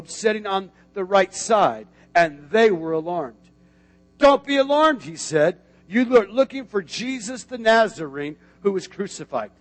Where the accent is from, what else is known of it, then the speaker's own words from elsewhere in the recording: Tucson, Arizona, United States; now in Florida, United States; I grew up in Arizona, Tucson, Arizona